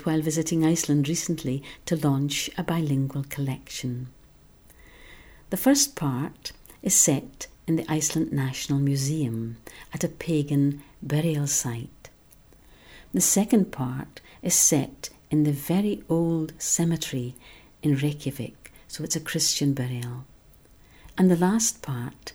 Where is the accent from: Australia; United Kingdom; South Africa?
United Kingdom; Shetland, Scotland; first language Shetlandic; English is a second language; I was born and brought up in Shetland